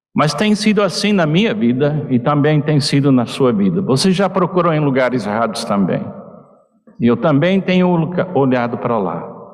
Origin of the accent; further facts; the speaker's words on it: United States; Portuguese is a second language; now in Portugal; eu como americano